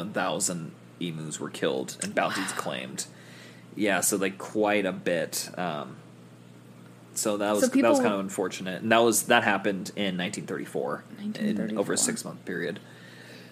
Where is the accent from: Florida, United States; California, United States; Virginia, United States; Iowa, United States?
California, United States; Newport Beach; my hometown, Newport Beach